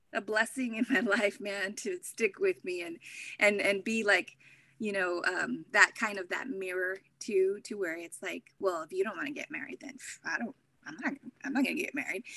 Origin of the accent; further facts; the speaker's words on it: Corpus Christi, Texas, United States; now in Anchorage, United States; originally I'm from Corpus Christi, Texas.